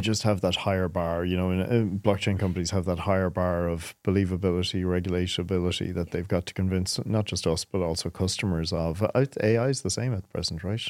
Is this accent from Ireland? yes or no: yes; Ireland; growing up in Ireland.